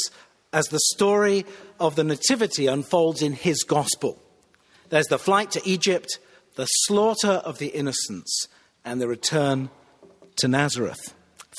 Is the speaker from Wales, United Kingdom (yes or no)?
no; Cheshire, North West England, United Kingdom; moved away as an adult; also born or lived in Manchester / Shropshire; now in Pittsburgh, United States; Cheshire, where I grew up